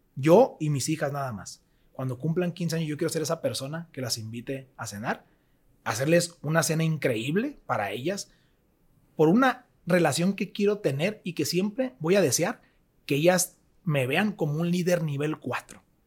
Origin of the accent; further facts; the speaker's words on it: Mazatlán, Sinaloa, Mexico; soy de Mazatlán, nací en Mazatlán, crecí en Mazatlán y vivo en Mazatlán